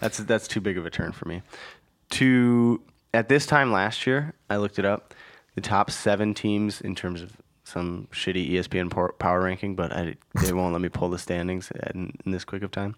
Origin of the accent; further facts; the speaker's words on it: Minnesota, United States; I am from Minnesota